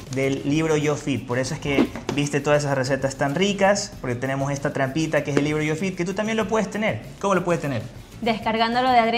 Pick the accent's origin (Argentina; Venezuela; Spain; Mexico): Venezuela; Recuerda que yo soy venezolana, ¿verdad?